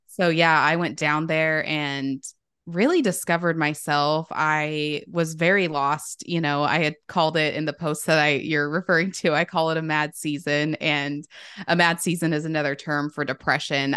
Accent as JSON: {"language": "English", "town": "Sandy", "country": "United States", "also_born_or_lived": "Los Angeles", "said": "when I moved back home"}